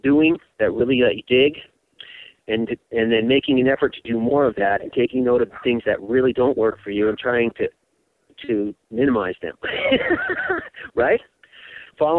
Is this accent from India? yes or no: no; California, United States; moved away as an adult; I'm from California